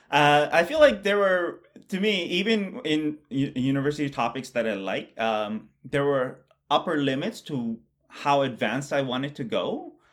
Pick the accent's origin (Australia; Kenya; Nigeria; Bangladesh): Bangladesh; moved away; I grew up in Bangladesh